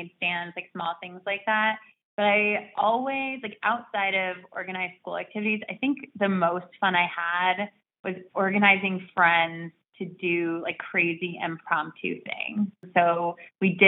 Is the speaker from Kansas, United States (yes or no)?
no; suburbs of Chicago, Illinois, United States; moved away as an adult; I grew up in the suburbs of Chicago. I haven't lived in Chicago since high school